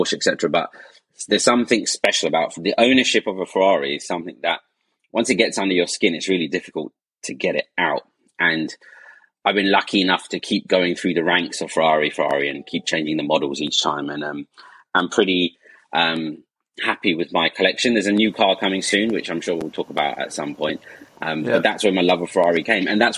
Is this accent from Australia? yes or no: no; Essex, East of England, United Kingdom; being Asian and growing up in Essex